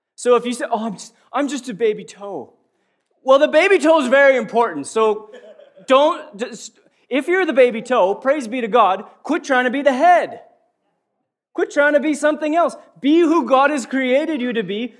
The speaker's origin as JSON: {"language": "English", "town": "Prince Albert", "region": "Saskatchewan", "country": "Canada", "tie": "born or raised there", "said": "I was born in Prince Albert, Saskatchewan, Canada."}